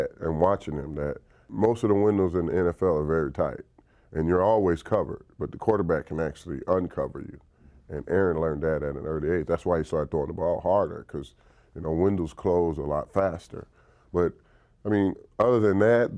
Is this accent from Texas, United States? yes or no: yes; Dallas, Texas, United States; moved away; the Cowboys, my hometown team